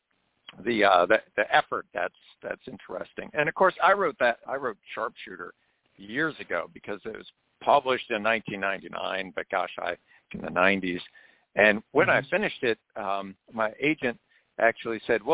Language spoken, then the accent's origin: English; Maryland, United States; where I grew up in Maryland, there were still folks around. Now, I grew up in a rural area